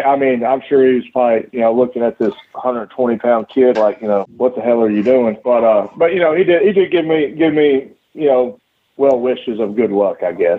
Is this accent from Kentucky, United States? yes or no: yes; Bowling Green, Kentucky, United States; I was born here in Bowling Green, Kentucky. Lived here my entire life. As far as high school, I graduated from Bowling Green High School